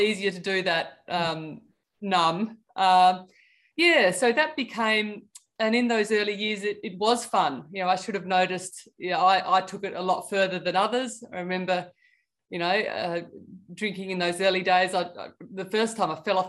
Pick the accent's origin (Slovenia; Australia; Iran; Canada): Australia; Tasmania; I grew up in Tasmania by the seaside